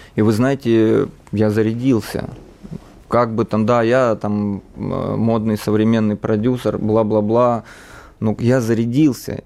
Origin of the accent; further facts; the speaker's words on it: Donbas, Ukraine; now in Russia; родился и рос в Донбассе, на Донбассе